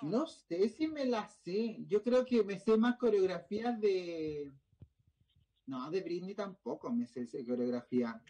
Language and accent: Spanish; Chile